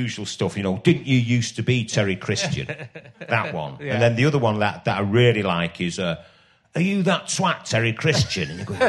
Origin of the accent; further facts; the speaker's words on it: Ireland; And then a lot of it about, you know, about being Irish.